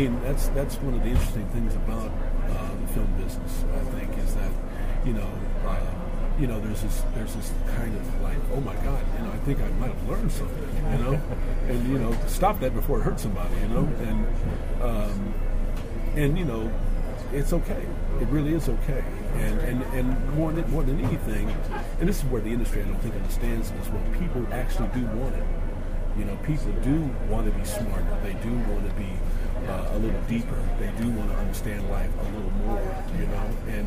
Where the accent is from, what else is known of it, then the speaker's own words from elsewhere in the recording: Lawrence, Kansas, United States; growing up in Lawrence, living in Lawrence